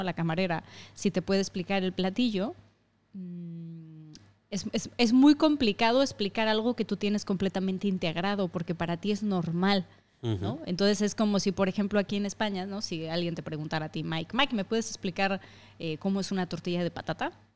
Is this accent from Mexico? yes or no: yes; Mexico; moved away as an adult; also born or lived in Asturias; now in Madrid, Spain; soy mitad y mitad, que soy mitad asturiana, mitad mexicana